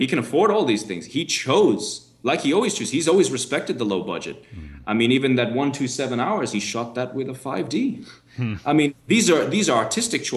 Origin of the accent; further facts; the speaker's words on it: New York, United States; moved away; I grew up in America, actually, when I was born in New York